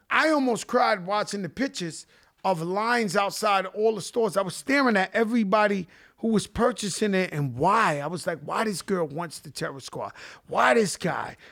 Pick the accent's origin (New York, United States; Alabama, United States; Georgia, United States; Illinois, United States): New York, United States; New York City; I was so blessed growing up in the Bronx